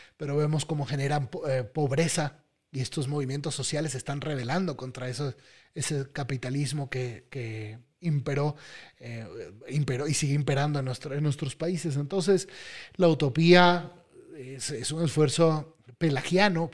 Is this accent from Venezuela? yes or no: yes; Venezuela; Yo soy venezolano, en mi país está sufriendo